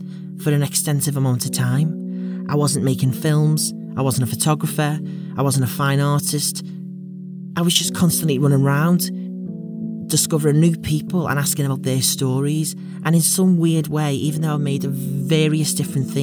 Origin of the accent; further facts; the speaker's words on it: Liverpool, North West England, United Kingdom; moved away as an adult; now in Leeds, United Kingdom; I'm 23, and I'm from West Derby in Liverpool.